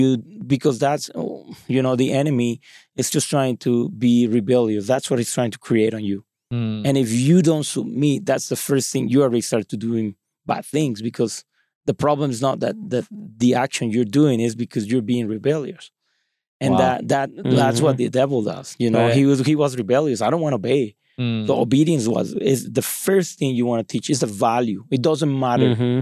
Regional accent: Mexico; English is a second language; I grew up in Mexico and that's totally different influence.

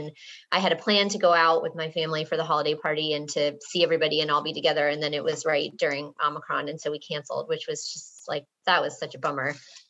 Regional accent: Watertown, Massachusetts, United States; So I grew up and live in Watertown, Massachusetts, which is like a first ring suburb outside of Boston.

